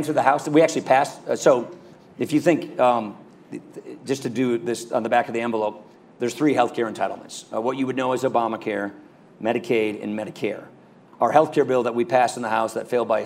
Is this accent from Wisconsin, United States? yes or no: yes; Wisconsin, United States; that's the thing we say in Wisconsin